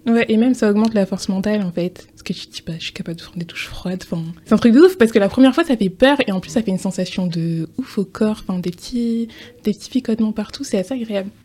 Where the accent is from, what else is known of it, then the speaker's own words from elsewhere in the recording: Strasbourg, Grand Est, France; moved away as an adult; also born or lived in Martinique / Paris; je suis née à Strasbourg et j'ai grandi à Strasbourg